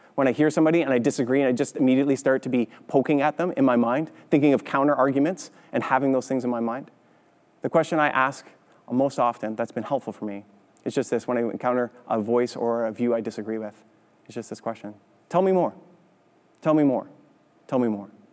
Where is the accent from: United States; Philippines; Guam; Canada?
Canada; growing up in Canada